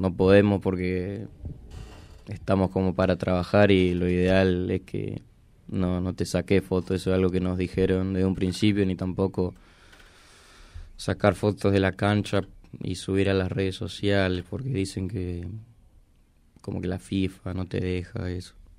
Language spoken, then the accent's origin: Spanish; Argentina